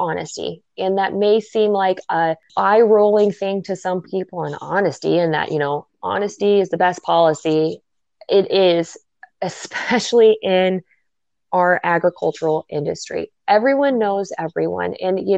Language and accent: English; Nebraska, United States; also born or lived in South Dakota; We're both from Nebraska